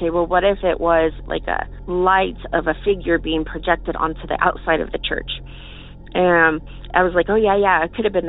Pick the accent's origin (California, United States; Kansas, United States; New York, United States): Kansas, United States; Morrill; moved away; I grew up in Northeast Kansas, a small town by the name of Morrill.